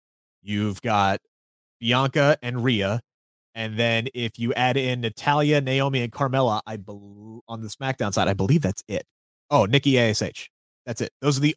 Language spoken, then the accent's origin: English; Wales, United Kingdom; I'm excited because I'm from North Wales. I'm assuming that's close.